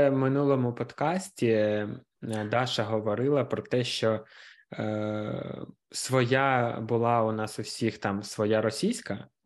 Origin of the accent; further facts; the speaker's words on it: Kharkiv, Kharkiv Oblast, Ukraine; Я з Харкова взагалі.